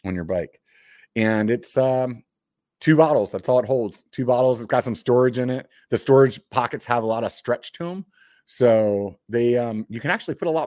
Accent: Pennsylvania, United States; moved away; I grew up on the East Coast. I'm from Pennsylvania originally.

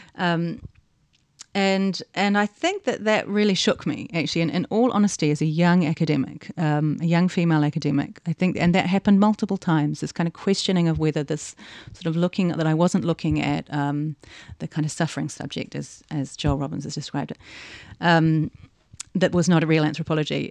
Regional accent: Tasman, New Zealand; growing up in New Zealand

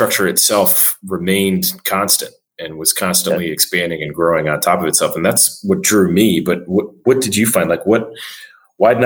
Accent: Midwest, United States; I'm a fellow Midwesterner

